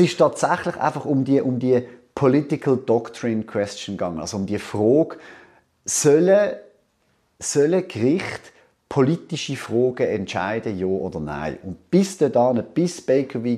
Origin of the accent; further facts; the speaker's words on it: Basel, Basel-Stadt, Switzerland; ich bin in Basel aufgewachsen